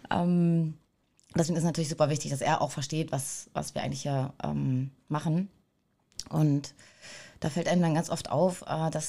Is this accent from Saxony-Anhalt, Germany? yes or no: yes; Altmark, northern Saxony-Anhalt, Germany; ich komme aus dem Norden von Sachsen-Anhalt, aus der Altmark.